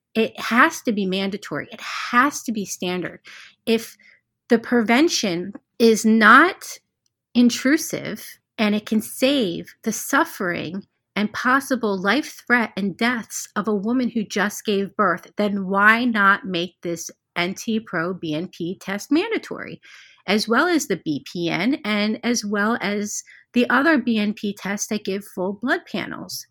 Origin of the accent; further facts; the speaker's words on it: Cherry Hill, New Jersey, United States; moved away; I was born and raised in Cherry Hill, New Jersey